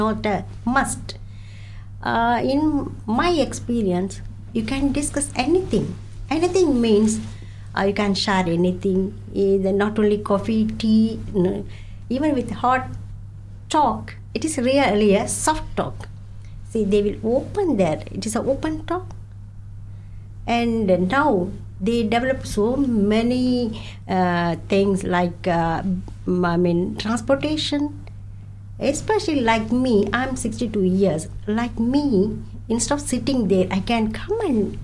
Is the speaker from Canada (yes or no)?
no; India; English is a second language; moved away as an adult; now in Dunedin, New Zealand; I had worked as a nurse in India more than 30 years